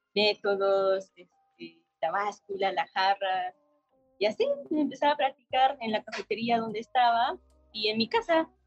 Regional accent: Oaxaca, Mexico; moved away as an adult; now in Mexico City, Mexico; yo nací en una familia de productores. Mis mm. papás son productores de café en Oaxaca, soy de Oaxaca

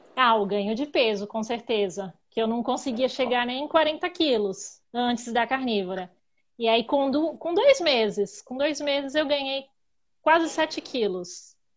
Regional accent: Itapecerica da Serra, São Paulo, Brazil; sou de Tapicirica da Serra, Grande São Paulo

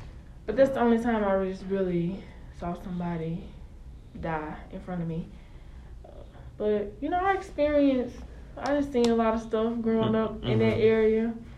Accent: Brownsville, Tennessee, United States; I'm from Brownsville, Tennessee.

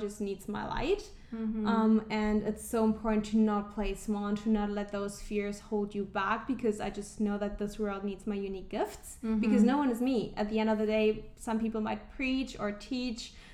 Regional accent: Germany; moved away; I'm originally from Germany

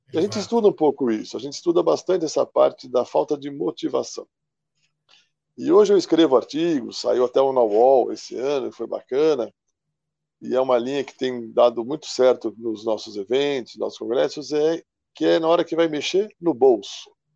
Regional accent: São Paulo, Brazil; Eu sou aqui de São Paulo, capital.

